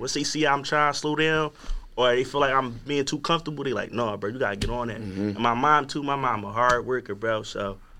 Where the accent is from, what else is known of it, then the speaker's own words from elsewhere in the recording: Philadelphia, Pennsylvania, United States; I'm from Southwest, too